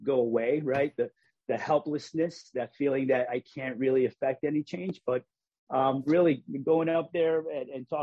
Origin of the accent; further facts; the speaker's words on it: Hartford, Connecticut, United States; I grew up in Hartford